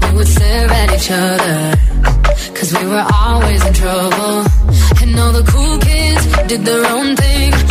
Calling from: Avilés, Asturias, Spain; de Avilés. Asturias

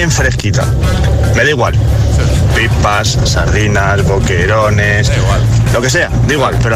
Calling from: Alcorcón, Community of Madrid, Spain; Muy buenas chicos, ¿qué tal? … de Alcorcón.

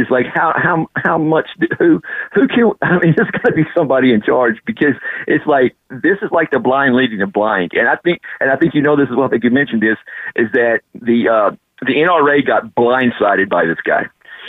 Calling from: Huntington, Texas, United States; I'm calling you from Huntington, Texas.

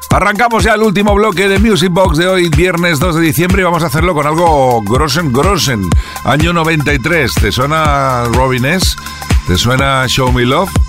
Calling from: Lugo, Galicia, Spain; de Lugo.

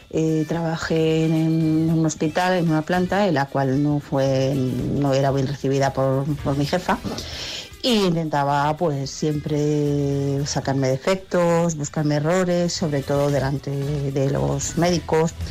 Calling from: Barcelona, Catalonia, Spain; Buenos días … de Barcelona.

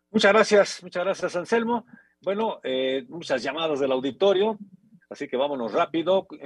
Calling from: León, Guanajuato, Mexico; de León, Guanajuato

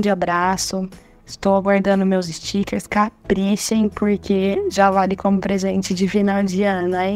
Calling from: Ribeirão Preto, São Paulo, Brazil; sou da cidade de Ribeirão Preto, interior de São Paulo.

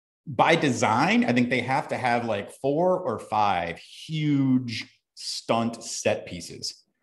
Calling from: Madison, Wisconsin, United States; I am coming in from Madison, Wisconsin.

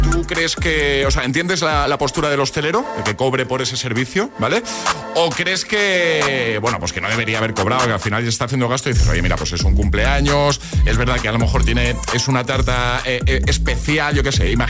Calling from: Valencia, Valencian Community, Spain; Hola agitadores, soy … de Valencia.

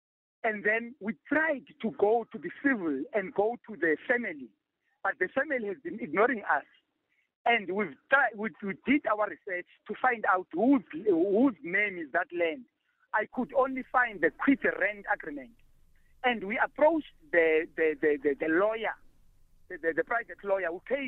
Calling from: Willowvale, Eastern Cape, South Africa; I'm calling from Willowvale, Ugatyane.

